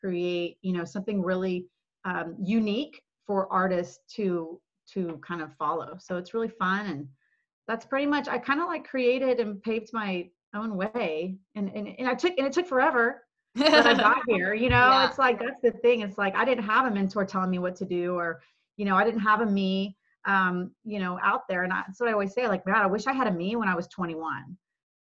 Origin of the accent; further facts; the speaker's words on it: Dallas, Texas, United States; also born or lived in Los Angeles; I actually moved from LA to Dallas, which is my hometown